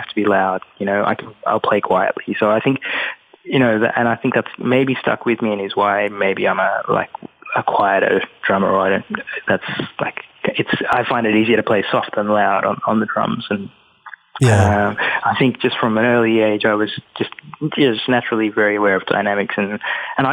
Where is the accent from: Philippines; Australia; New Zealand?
Australia; moved away as an adult; also born or lived in London, United Kingdom; now in New York, United States; growing up in Australia, I felt as though I was Sri Lankan